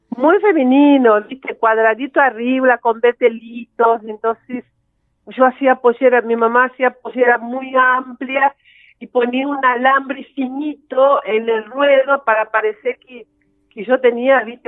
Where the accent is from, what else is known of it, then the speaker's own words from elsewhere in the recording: Campo Belo, Minas Gerais, Brazil; Spanish is a second language; moved away; yo nací en Campo Belo, que está cerca de Belo Horizonte